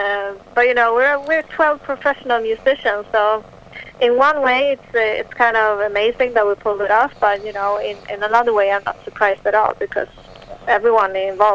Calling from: Stockholm, Stockholm County, Sweden; I'm calling from Stockholm, Sweden. It's 10 o'clock in the evening right now.

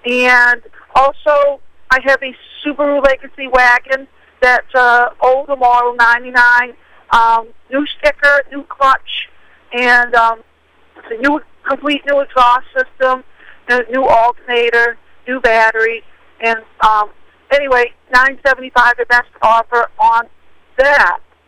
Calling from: Skowhegan, Maine, United States; I'm calling from Skowhegan, Maine.

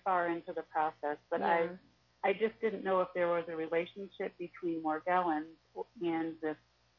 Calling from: St. Louis, Missouri, United States; I'm from St. Louis, and you and I have spoken on the phone a couple of times.

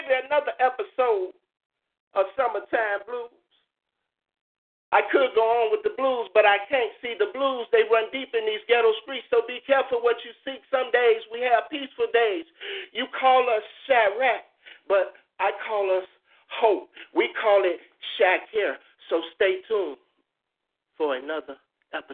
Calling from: Chicago, Illinois, United States; I was calling in from Chicago, Illinois

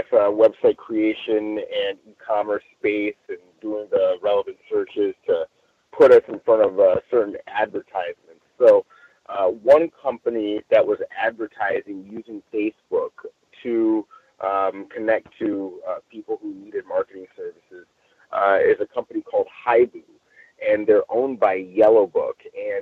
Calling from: Long Beach, California, United States; I'm calling in from Long Beach, California this evening.

